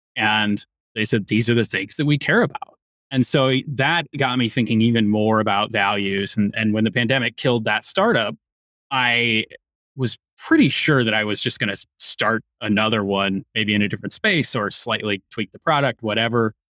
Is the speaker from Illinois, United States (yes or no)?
yes; Chicago, Illinois, United States; I'm a Chicagoan.